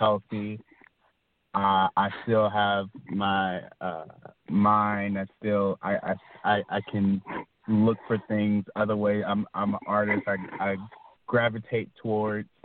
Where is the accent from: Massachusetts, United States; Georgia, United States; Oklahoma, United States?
Georgia, United States; Atlanta; moved away; I'm from Atlanta, and um, my, most of my family is from uh, Atlanta